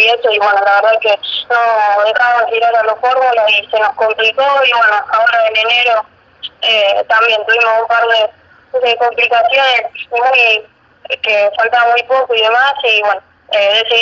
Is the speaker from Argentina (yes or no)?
yes; Villa Gobernador Gálvez, Santa Fe, Argentina; Yo soy de Villa Gobernador que es una ciudad que está pegada a Rosario.